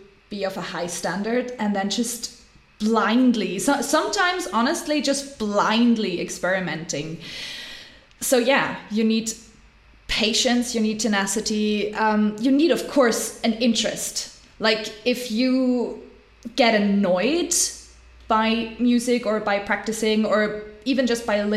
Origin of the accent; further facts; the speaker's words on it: Switzerland; growing up in Switzerland, I mean, life is privileged here